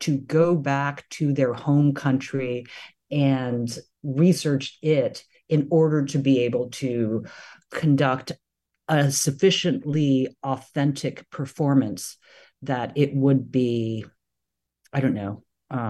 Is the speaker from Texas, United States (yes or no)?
yes; Houston, Texas, United States; my childhood home where I had spent my entire life